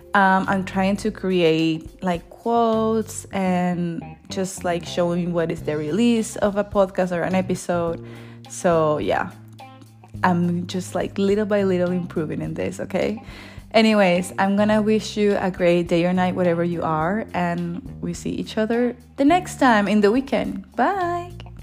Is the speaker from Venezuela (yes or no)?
yes; Venezuela; moved away as an adult; now in Germany; I am from Venezuela, and I live here in Germany